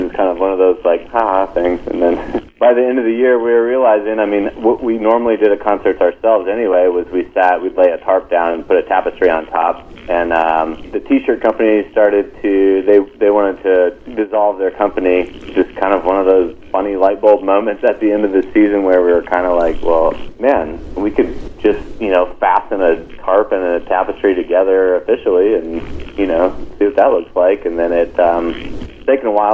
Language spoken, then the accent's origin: English; Reno, Nevada, United States; moved away; also born or lived in North Carolina / Denver, Colorado; I grew up in Reno, Nevada